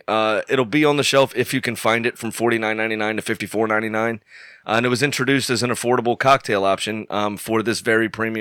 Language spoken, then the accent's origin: English; United States; And yes, we are Americans.